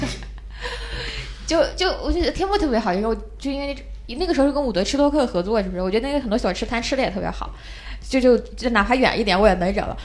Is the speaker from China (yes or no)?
yes; southern China, China; 我是南方人